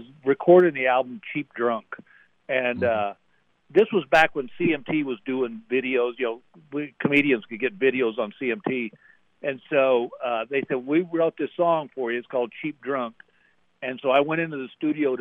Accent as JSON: {"language": "English", "region": "Texas", "country": "United States", "moved": "yes", "said": "I'm from Texas."}